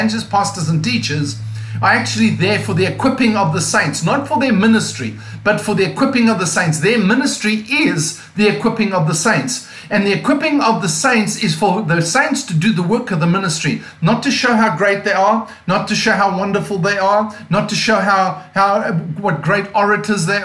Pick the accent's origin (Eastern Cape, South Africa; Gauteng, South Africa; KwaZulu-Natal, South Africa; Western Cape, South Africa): Western Cape, South Africa; Cape Town; accent: non-American; now in Mount Joy, United States; my accent is non-American. As you can hear, I'm actually from South Africa, from a place called Cape Town, South Africa